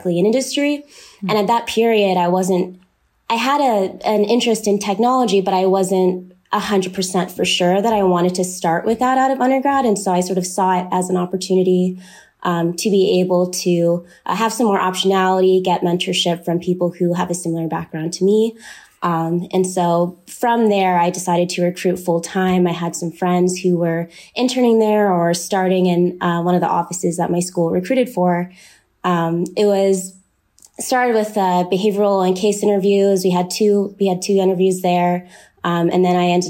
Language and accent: English; Oklahoma City, Oklahoma, United States; moved away as an adult; also born or lived in St. Louis, Missouri; I'm originally from Oklahoma City